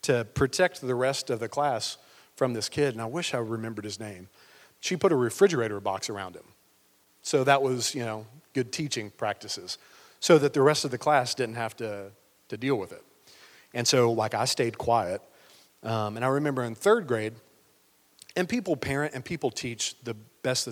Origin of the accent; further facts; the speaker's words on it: Cookeville, Tennessee, United States; I was born in Cookeville, like on Quinlan Lake Road